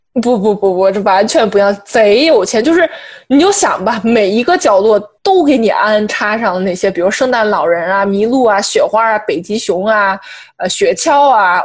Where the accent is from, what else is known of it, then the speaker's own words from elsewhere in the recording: China; now in New York, United States; 我们作为中国人嘛，以及我们作为在纽约生活的外来人口